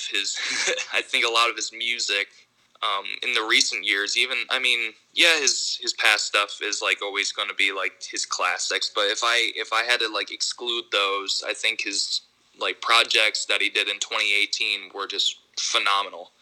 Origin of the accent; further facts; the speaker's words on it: Ithaca, New York, United States; now in Royersford, United States; I grew up in Ithaca, New York. I, I live in uh, PA now.